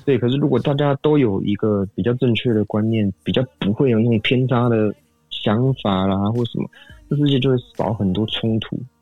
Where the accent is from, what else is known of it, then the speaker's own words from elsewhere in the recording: Taiwan; 像我们台湾人民其实就做的还不错